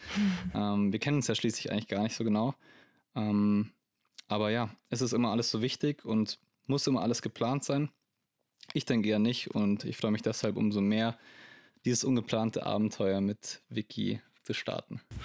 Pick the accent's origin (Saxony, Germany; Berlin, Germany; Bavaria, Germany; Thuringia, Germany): Bavaria, Germany; Landsberg am Lech; Ich komme aus Landsberg am Lech. Das ist eine kleine Stadt in der Nähe von München im wunderschönen Bayern.